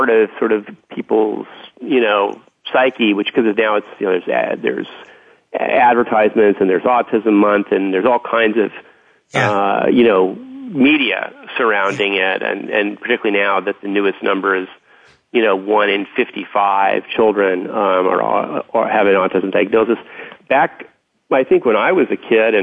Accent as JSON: {"language": "English", "town": "Los Angeles", "region": "California", "country": "United States", "tie": "born or raised there", "said": "I grew up in West Los Angeles in the Santa Monica Mountains"}